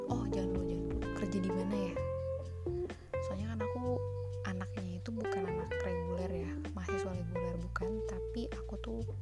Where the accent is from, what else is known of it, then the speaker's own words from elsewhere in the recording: Sukabumi, West Java, Indonesia; Aku berasal dari kota Sukabumi.